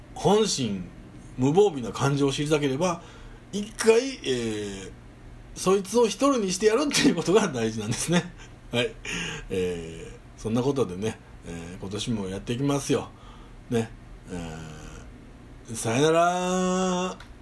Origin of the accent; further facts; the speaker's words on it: home area of Ikaruga-dera temple, Hyogo, Japan; うちの田舎の目玉である、ね、聖徳太子がなんか来たみたいなことで言われてるイカルガデラ